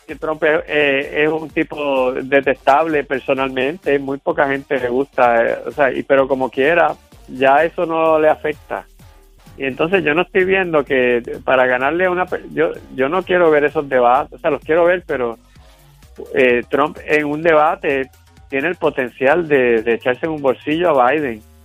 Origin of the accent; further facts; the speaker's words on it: Carolina, Puerto Rico; Yo soy de Carolina, yo conozco esto allí bien